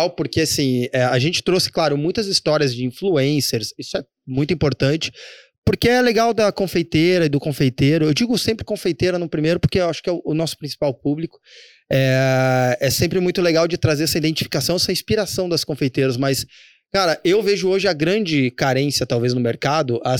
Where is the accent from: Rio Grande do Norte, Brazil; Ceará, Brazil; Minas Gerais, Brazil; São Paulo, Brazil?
Rio Grande do Norte, Brazil; Mossoró; Mossoró, nascido e criado da Gema.